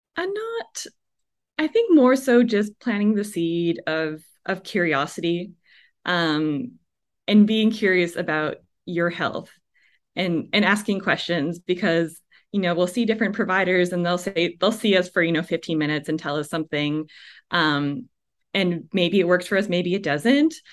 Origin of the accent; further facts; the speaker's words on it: Canada; moved away; also born or lived in Vancouver, BC; I'm from Canada originally